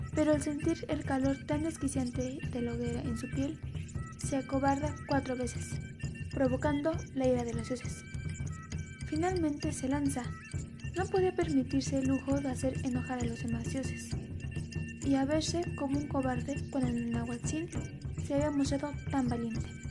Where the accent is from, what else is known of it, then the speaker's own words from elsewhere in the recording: Mexico; nosotros como mexicanos